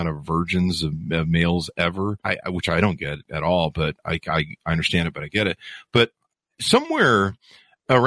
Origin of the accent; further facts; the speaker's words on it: United States; Growing up in America